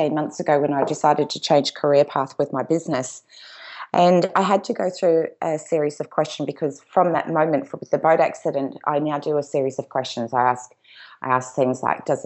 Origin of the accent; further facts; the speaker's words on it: Gold Coast, Queensland, Australia; We are originally from the Gold Coast